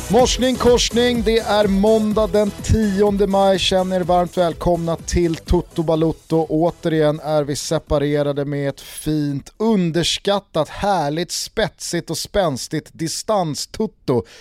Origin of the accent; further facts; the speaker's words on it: Sweden; som svensk